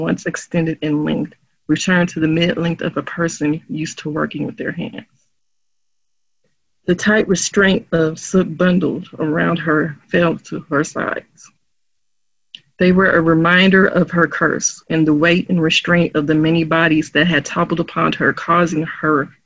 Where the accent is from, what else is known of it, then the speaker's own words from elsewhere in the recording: St. Louis, Missouri, United States; accent: St. Louis slang; where I grew up and where I'm living